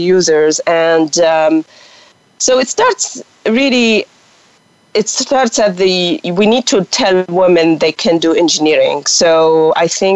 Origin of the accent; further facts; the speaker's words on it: Tunisia; English is a second language; moved away as an adult; also born or lived in Quebec, Canada; I'm from Tunisia, and I speak French